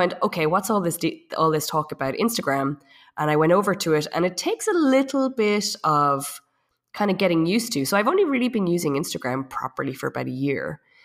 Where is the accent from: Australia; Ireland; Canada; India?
Ireland; moved away as an adult; also born or lived in south of France; now in France; I'm from Ireland. I've been in France for about ten years.